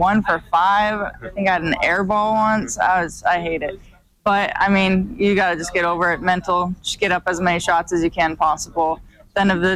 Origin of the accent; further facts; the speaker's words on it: Helena, Montana, United States; it's huge growing up in Montana